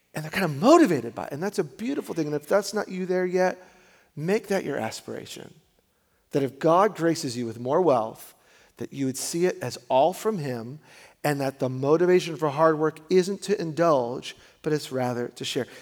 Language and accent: English; New York, United States; I'm a New Yorker